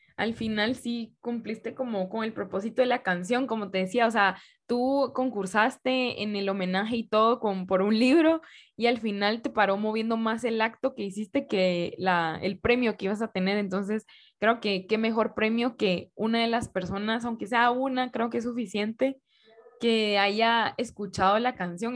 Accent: Guatemala; como guatemaltecos

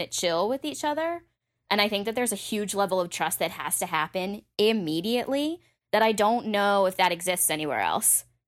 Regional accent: Massachusetts, United States; I was from Massachusetts, so also, like, in-state was great

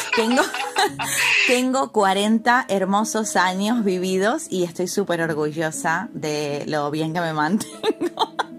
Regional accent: Argentina; moved away as an adult; now in Canary Islands, Spain; como decimos nosotros en, Argentina

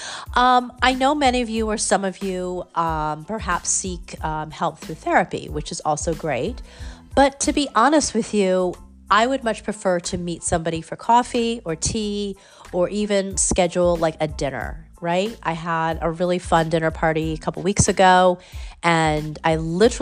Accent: California, United States; now in New Haven, United States; I'm from California

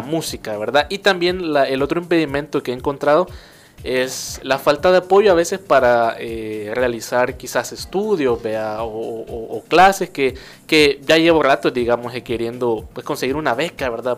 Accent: El Salvador; de Tuxtepeque, yo soy de Tuxtepeque

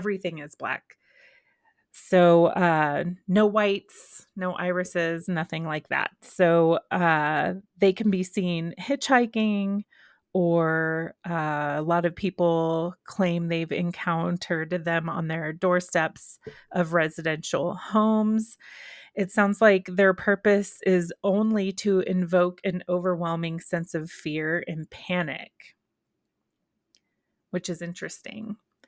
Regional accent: Texas, United States; So I grew up in Texas, and maybe that's where I'm confusing X-Files with just Texas lore, because I was still in Texas around 1996 when this came out.

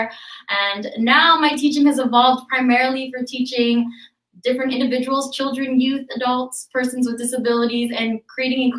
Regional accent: Timmins, Ontario, Canada; moved away as an adult; now in Toronto, Canada; I was actually born and raised in Timmins

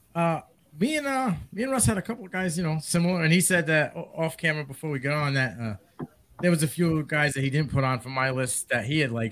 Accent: New England, United States; I'm from New England.

